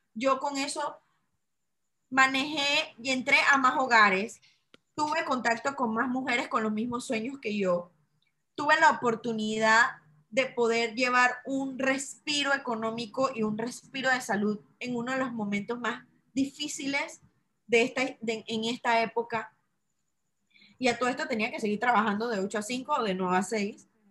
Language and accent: Spanish; Chitré, Herrera, Panama; moved away; pandemia me agarra en mi ciudad natal. Yo nací en una ciudad que se llama Chitré, que está a tres horas y media de Panamá